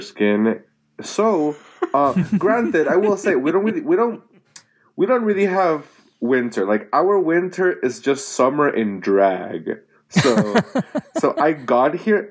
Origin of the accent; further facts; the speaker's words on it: Puerto Rico; moved away; I'm from Puerto Rico